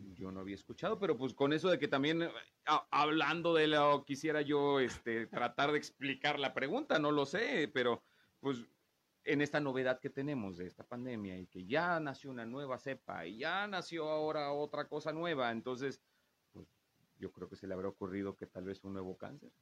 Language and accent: Spanish; a town in Veracruz, Mexico; moved away; vengo de un pueblo de Veracruz